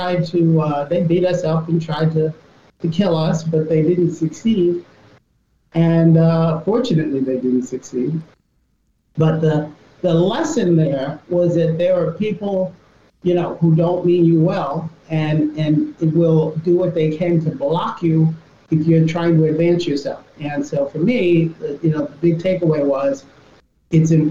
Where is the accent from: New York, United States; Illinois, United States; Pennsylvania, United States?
New York, United States; New York City; I grew up in Southeast Queens at a time when there were a number of African Americans